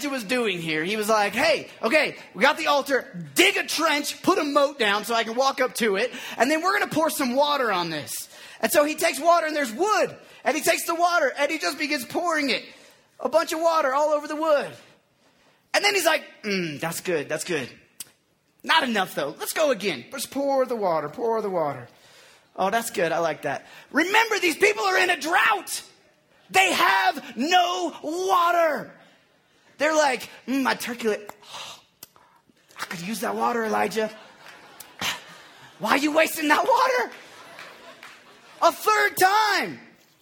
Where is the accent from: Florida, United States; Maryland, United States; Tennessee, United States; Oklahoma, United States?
Oklahoma, United States; moved away; I grew up in Oklahoma